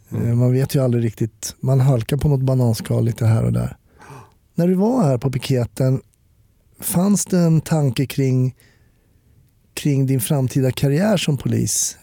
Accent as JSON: {"language": "Swedish", "town": "Stockholm", "region": "Stockholm County", "country": "Sweden", "said": "Jag som är stockholmare var ju kvar i samma stad."}